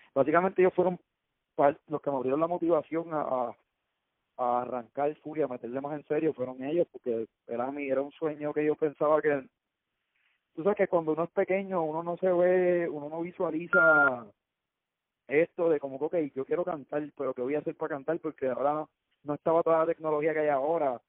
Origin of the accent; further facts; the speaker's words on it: Cayey, Puerto Rico; soy de acá de Calle y full respeto y amo Calle con mi vida